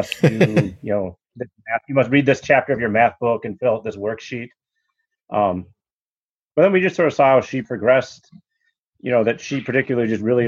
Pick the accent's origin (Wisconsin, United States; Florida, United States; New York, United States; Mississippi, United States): Wisconsin, United States; Madison; I grew up in Madison, Wisconsin, you know, a notoriously left-leaning city